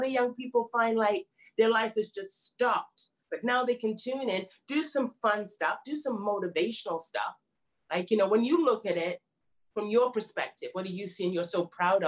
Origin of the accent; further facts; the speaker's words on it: United Kingdom; Lavanora, that's British, I'm British.